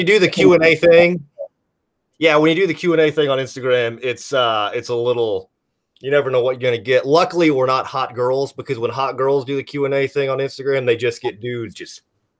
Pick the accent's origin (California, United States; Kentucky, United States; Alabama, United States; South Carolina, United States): Kentucky, United States; We're both from Kentucky.